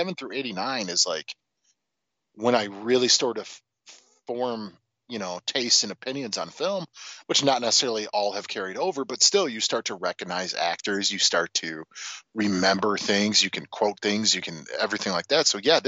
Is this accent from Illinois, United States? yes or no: yes; Chicago, Illinois, United States; Yeah, it's the Chicago way. I'm from Chicago.